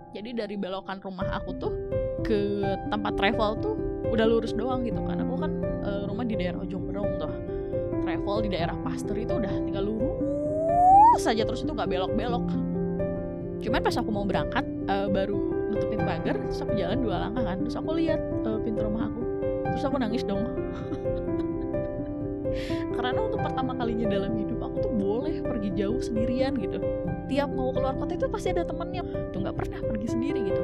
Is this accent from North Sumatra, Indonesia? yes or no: no; Bandung, West Java, Indonesia; born or raised there